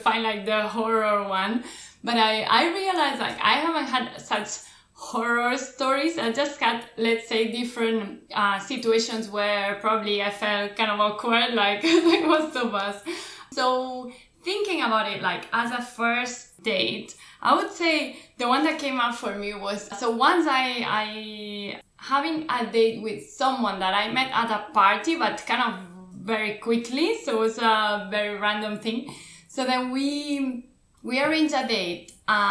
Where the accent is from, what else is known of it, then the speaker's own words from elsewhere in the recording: Barcelona, Catalonia, Spain; I am from Barcelona